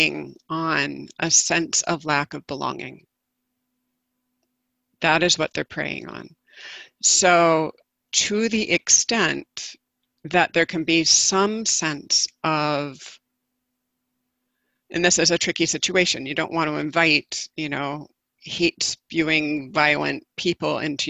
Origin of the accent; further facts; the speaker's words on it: the South, United States; having been born and raised in the South